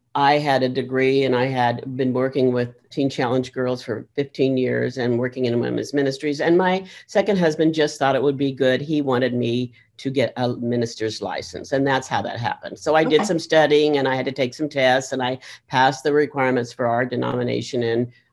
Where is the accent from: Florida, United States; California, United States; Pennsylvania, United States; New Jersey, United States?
California, United States; about 8 miles from Yuba City; I was born and raised in about 8 miles from here in a small community. So this is my native state